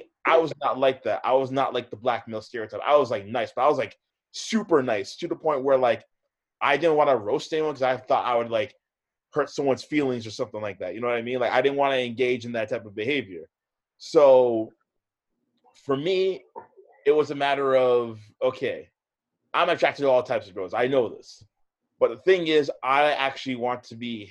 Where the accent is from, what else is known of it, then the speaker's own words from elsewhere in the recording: Hamilton, Ontario, Canada; also born or lived in Oakville / Mississauga; So I grew up on the west side of the GTA. So I grew up in Hamilton.